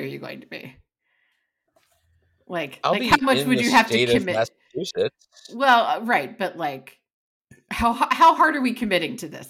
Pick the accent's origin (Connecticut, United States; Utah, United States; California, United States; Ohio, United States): California, United States; but I am too Californian and Southern bred for that. I can't do it. It's too cold.